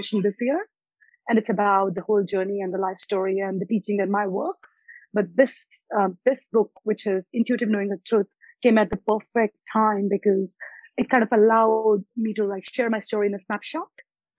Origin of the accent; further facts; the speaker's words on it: India; moved away; also born or lived in United States / Australia; I was born in India, and then I've lived in US and Australia